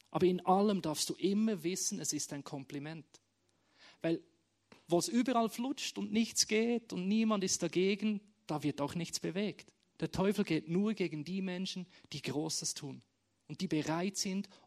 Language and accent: German; Bern, Switzerland; now in Schaffhausen, Switzerland; Es hat für mich bedeutet, meine Heimat loszulassen, aus Bern, und jeder weiß, im Himmel wird Berndeutsch gesprochen, wegzuziehen auf Schaffhausen, was auch wunderschön ist und gut ist, aber nicht meine Heimat ist.